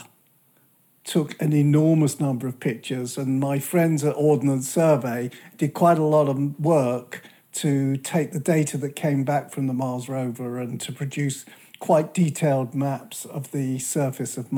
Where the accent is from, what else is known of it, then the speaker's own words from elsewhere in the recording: United Kingdom; a Brit who's grown up listening to the shipping forecast